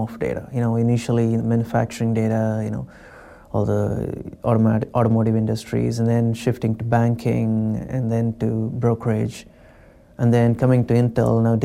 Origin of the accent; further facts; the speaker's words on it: India; moved away as an adult; also born or lived in London, United Kingdom; now in Oregon, United States; I've never traveled outside of my home state the first 21 years in my life